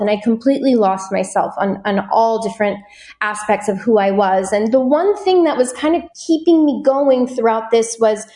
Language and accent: English; Wisconsin, United States; now in Los Angeles, United States; I was born and raised in Wisconsin. I live in Los Angeles now